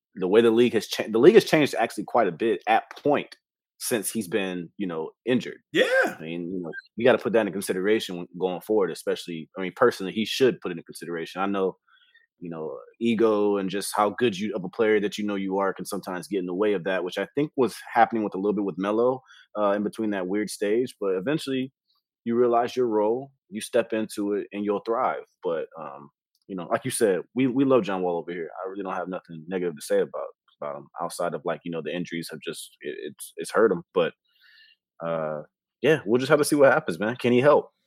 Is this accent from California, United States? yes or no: yes; Inglewood, California, United States; I'm from Inglewood